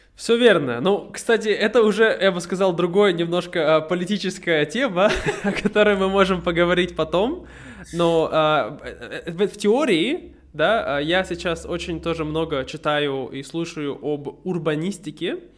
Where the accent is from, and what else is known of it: Irkutsk, Irkutsk Oblast, Russia; moved away as an adult